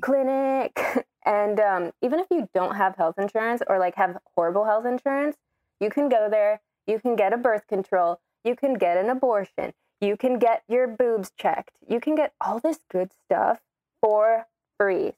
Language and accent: English; Florida, United States; I'm from Florida